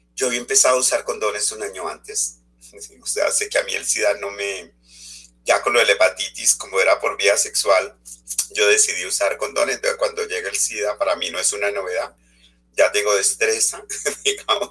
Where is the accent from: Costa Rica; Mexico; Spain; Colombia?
Colombia; moved away as an adult; also born or lived in Europe; Hace dos años estoy retornado a Colombia